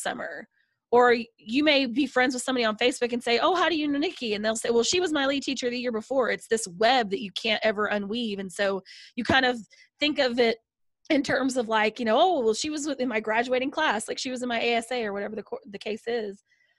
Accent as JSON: {"language": "English", "region": "the South", "country": "United States", "said": "I'm from the South. I'm very, like, you know, friendly"}